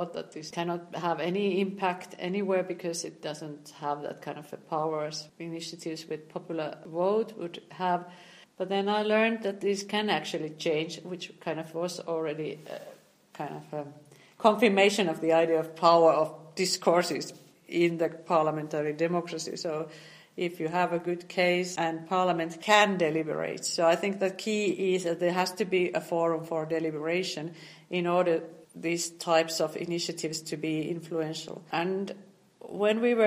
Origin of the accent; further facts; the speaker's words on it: Turku, Southwest Finland, Finland; my hometown Turku